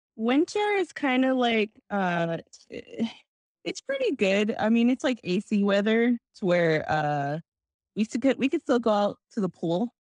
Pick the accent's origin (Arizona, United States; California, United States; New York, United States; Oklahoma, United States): Arizona, United States; I come from Arizona